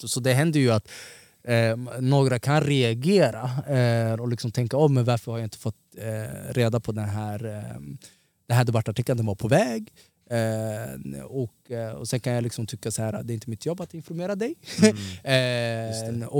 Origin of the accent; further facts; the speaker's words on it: Somalia; now in Sweden; jag är ortgrabb, jag är afrikan, jag är somalier, jag är muslim.